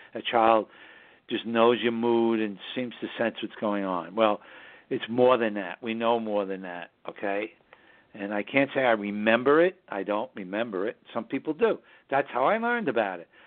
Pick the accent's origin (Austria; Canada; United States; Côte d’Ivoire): United States; New York City, New York; now in Hudson Valley, United States; we broadcast from the southern Hudson Valley region of New York State, which is northern suburbs of New York City, my hometown